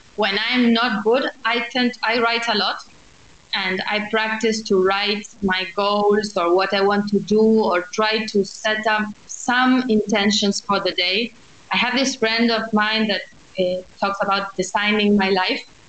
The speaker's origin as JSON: {"language": "English", "region": "Buenos Aires", "country": "Argentina", "tie": "born or raised there", "said": "I am from Buenos Aires. I've lived my whole life here"}